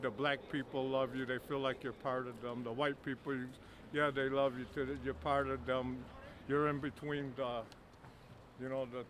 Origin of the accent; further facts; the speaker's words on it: United States; first language English; I'm American. And I'm speaking English. That's where I'm from.